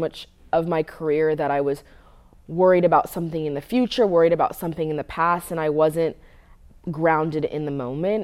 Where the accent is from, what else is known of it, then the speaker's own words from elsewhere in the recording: Southern California, United States; moved away as an adult; also born or lived in West Coast; now in Tennessee, United States; I'm from Southern California